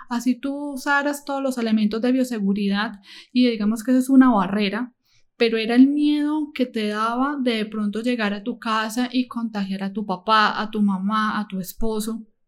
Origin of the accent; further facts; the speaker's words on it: Medellín, Antioquia, Colombia; now in Cali, Colombia; yo no soy de Cali, yo soy de la ciudad de Medellín. Mi familia, mis padres se encontraban en tal ciudad